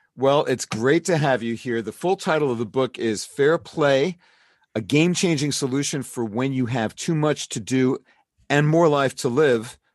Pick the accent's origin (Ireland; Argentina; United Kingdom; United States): United States; New York City, New York; new york city my hometown